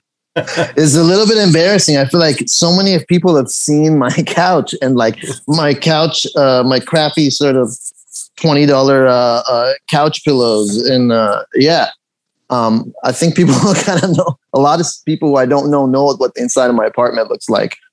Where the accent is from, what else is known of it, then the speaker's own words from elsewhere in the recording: Los Angeles, California, United States; English is a second language; also born or lived in Tehran, Iran / England; I was raised here. Is, is an area, Canoga Park